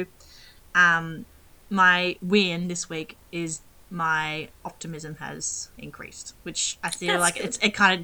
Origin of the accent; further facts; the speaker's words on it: Australia; growing up in Australia, you get educated on, I guess, deadly animals, the ocean, the sun